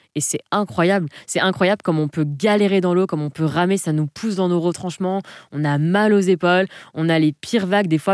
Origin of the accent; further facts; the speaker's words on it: Provence-Alpes-Côte d'Azur, France; moved away as an adult; also born or lived in Southern Alps; je suis originaire de la Côte d'Azur, enfant de la Méditerranée. J'ai toute ma famille sur la Côte d'Azur